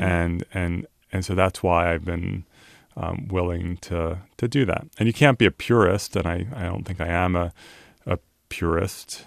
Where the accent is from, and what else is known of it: Turnersville, New Jersey, United States; born or raised there; also born or lived in Philadelphia, Pennsylvania; now in San Francisco, United States